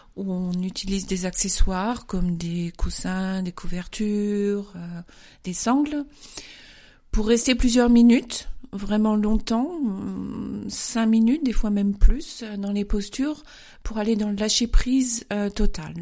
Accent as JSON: {"language": "French", "town": "Paris", "region": "Île-de-France", "country": "France", "moved": "as an adult", "lives_now": "Munich, Germany", "said": "Je viens de Paris directement. Je suis arrivée à Munich en 1991."}